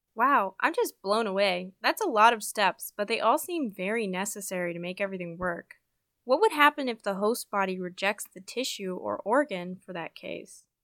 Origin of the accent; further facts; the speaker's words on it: Park City, Utah, United States; now in Asheville, United States; I'm from Park City, Utah